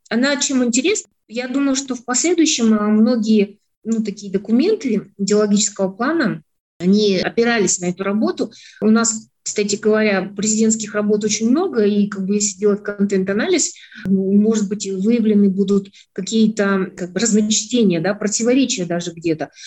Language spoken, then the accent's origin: Russian; Kazakhstan; мы через это себя чувствуем, понимаем, как казахи